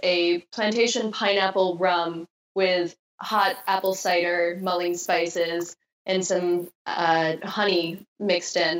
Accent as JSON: {"language": "English", "region": "Wisconsin", "country": "United States", "tie": "born or raised there", "also_born_or_lived": "Southern California", "moved": "yes", "said": "growing up in Wisconsin"}